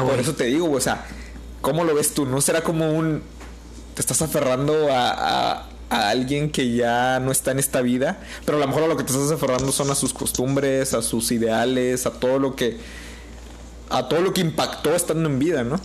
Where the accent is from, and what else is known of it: Mexico